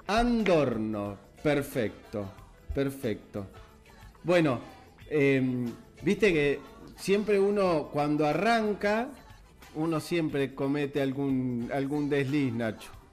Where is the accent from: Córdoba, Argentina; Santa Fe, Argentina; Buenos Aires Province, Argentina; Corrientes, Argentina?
Buenos Aires Province, Argentina; Mariano Acosta; nosotros nacimos en Mariano Costa, que es una localidad del partido de Merlo